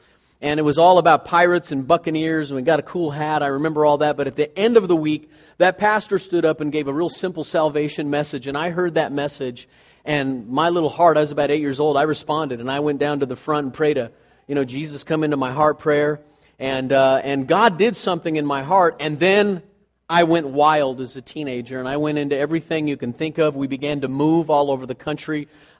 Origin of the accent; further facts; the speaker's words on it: California, United States; also born or lived in Hot Springs, Arkansas; So we went from Southern California to Hot Springs, Arkansas, and I was born in Hot Springs, Arkansas. Yeah, I was there about 6 months and we moved, but I've always been able to say I was born in Hot Springs, Arkansas. And we moved back to California.